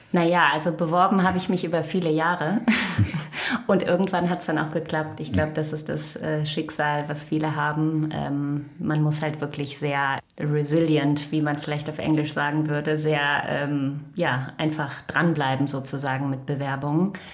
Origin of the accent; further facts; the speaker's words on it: Krefeld, North Rhine-Westphalia, Germany; moved away as an adult; also born or lived in Düsseldorf / Costa Rica / United States; now in New York, United States; ich komme ursprünglich aus dem Rheinland, ähm, geboren in Düsseldorf und am Niederrhein aufgewachsen in Krefeld.